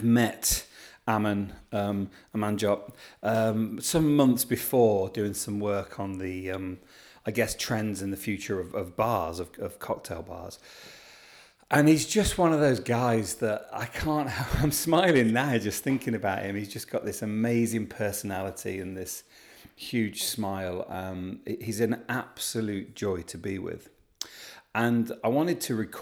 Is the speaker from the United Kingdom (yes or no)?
yes; Midlands, United Kingdom; I'm from the Midlands, but not actually from Birmingham